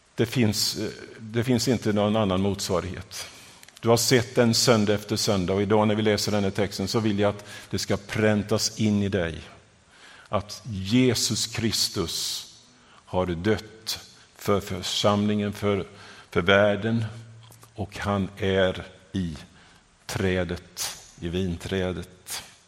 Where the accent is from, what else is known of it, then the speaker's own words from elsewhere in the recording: Vimmerby area, northeastern Småland, Kalmar County, Sweden; moved away as an adult; also born or lived in southern Africa; now in Gothenburg, Sweden; Jag upple-, uppväxt i, eh, eh, Småland, i den nor-, nordöstra delen, i Vimmerby-trakten